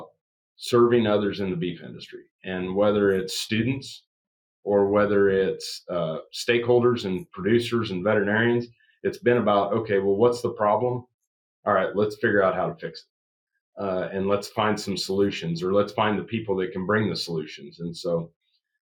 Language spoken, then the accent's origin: English; Southwest Iowa, United States; I was raised in Southwest Iowa.